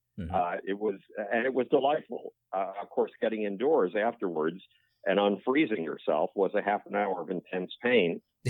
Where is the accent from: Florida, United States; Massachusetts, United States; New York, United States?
New York, United States; Buffalo; I grew up in Buffalo, New York